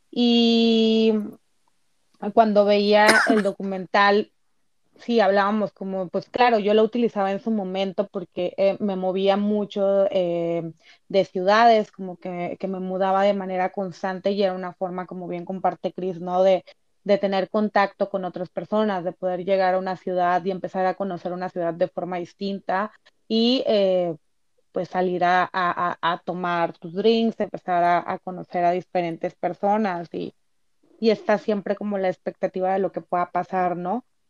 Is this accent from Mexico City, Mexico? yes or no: no; Tabasco, Mexico; moved away as an adult; now in Tijuana, Mexico; yo soy de Tabasco, pero tengo ya dos años viviendo acá en Tijuana